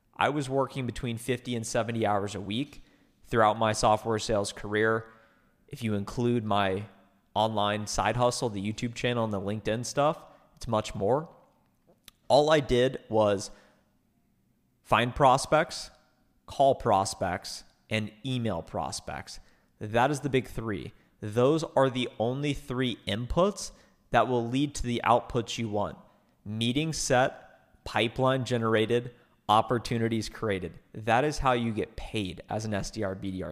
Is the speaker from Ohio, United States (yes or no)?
yes; Ohio, United States; moved away as an adult; now in Dallas, United States; I moved myself from Ohio, which is where I grew up, twenty-two years, to Dallas, Texas